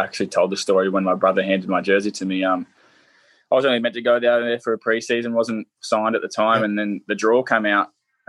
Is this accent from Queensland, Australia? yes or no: no; Central Coast, New South Wales, Australia; there I was running out on Central Coast Stadium where I played a fair bit of my juniors as well.